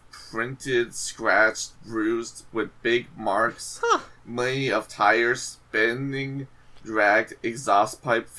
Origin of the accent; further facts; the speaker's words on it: Fort Lauderdale, Florida, United States; I'm from Fort Lauderdale, Florida.